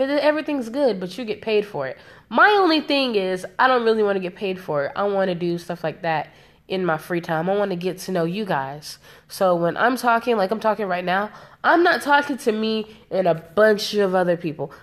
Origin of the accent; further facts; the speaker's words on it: South Carolina, United States; I'm from South Carolina, South Carolina. Like, all of my people are from South Carolina